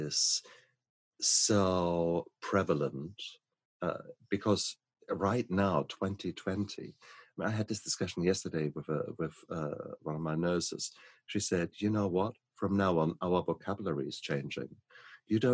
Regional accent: Germany; moved away; my home country, from Germany

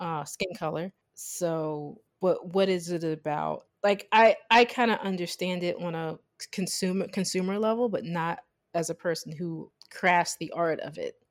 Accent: United States; the way I was raised as an American

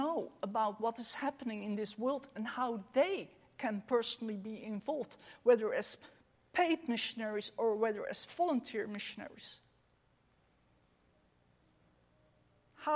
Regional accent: Netherlands; We are in Europe. We are from the Netherlands

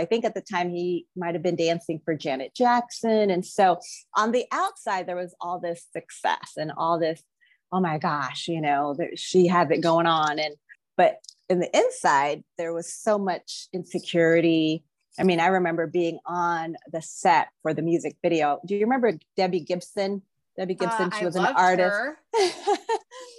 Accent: Philippines; moved away; I was born in the Philippines. I grew up in a family of politicians.

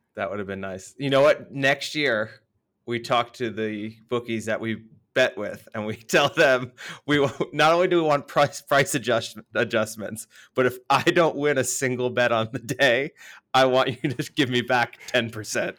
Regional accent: United States; moved away; being the American there

